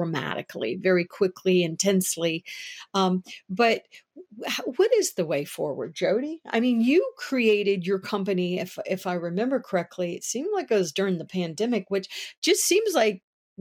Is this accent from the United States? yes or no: yes; United States; I am an American. I am proud to live in the United States